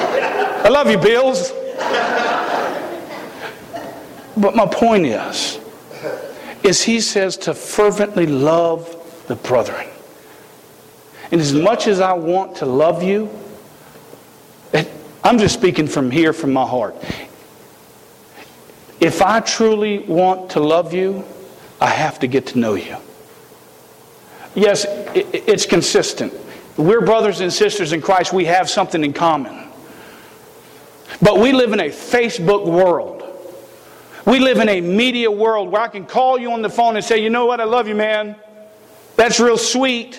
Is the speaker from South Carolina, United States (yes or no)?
yes; South Carolina, United States; I am from South Carolina. We speak a little funny down there